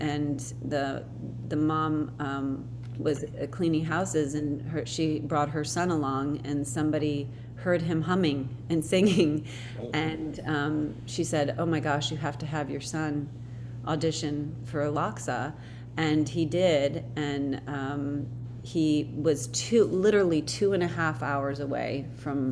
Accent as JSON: {"language": "English", "town": "Akron", "region": "Ohio", "country": "United States", "moved": "yes", "lives_now": "Los Angeles, United States", "said": "I'm from Akron"}